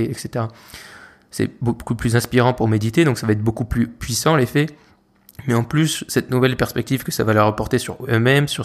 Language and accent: French; France; tu te rends compte que, ok, c'est bon, on est français, d'accord, mais on n'est pas les rois du monde.